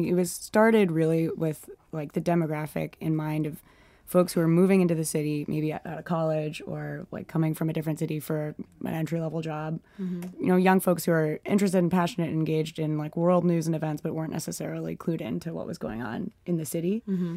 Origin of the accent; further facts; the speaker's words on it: Montgomery County, Maryland, United States; moved away as an adult; now in Washington, D.C., United States; I'm from Montgomery County. So I grew up outside DC.